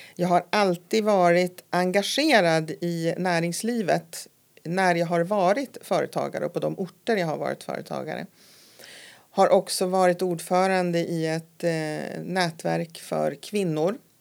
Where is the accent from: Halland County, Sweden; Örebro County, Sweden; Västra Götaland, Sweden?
Örebro County, Sweden; Nora; moved away as an adult; also born or lived in Stockholm; now in Härnösand, Sweden; jag kom ju då ifrån Nora utanför Örebro